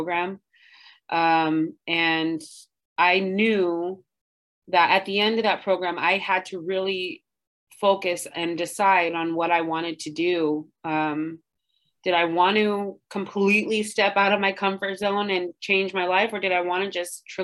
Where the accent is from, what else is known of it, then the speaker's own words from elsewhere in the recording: Santa Barbara, California, United States; I'm from Santa Barbara, my family's here